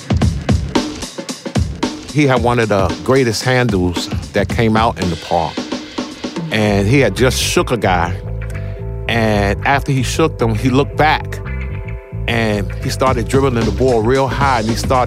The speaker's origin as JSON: {"language": "English", "town": "New York City", "region": "New York", "country": "United States", "said": "I'm from Harlem, New York"}